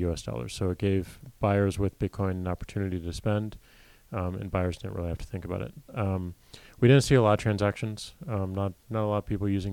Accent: St. Louis, Missouri, United States; I grew up in St. Louis, Missouri

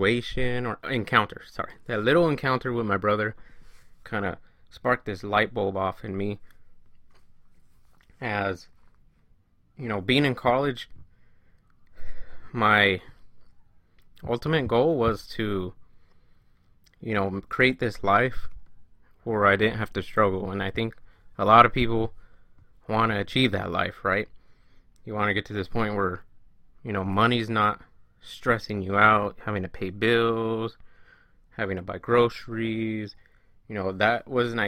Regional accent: California, United States; I am from California. Born and raised

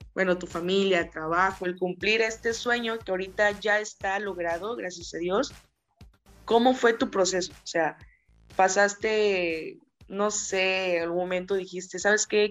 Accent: Tabasco, Mexico; now in Tuxtla Gutiérrez, Mexico; Yo soy de Tabasco y pues estoy acá en Tuxtlan

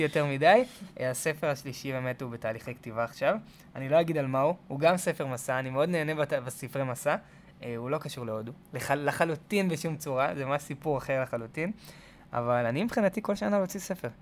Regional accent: Tel Aviv, Tel Aviv District, Israel; אני גדלתי בתל אביב

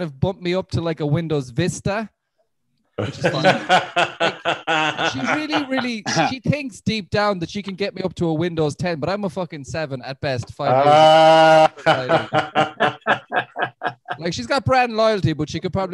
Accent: Limerick, Munster, Ireland; I think I'm from the only shithole in Ireland. Like it's a place called Limerick

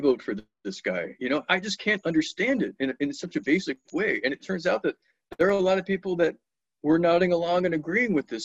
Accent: Washington, District of Columbia, United States; moved away; also born or lived in Atlanta, Georgia; when I was a kid, I was raised in Washington, D.C.

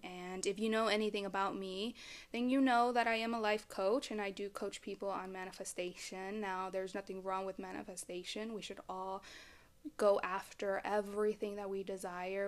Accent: Dallas, Texas, United States; I am from the Dallas, Fort Worth area.

